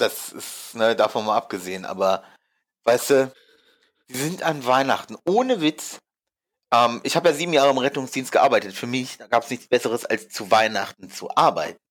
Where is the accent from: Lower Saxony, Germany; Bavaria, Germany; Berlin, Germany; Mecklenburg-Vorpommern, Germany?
Lower Saxony, Germany; Hamelin; moved away; ich komme ja eigentlich aus Hameln, die Ecke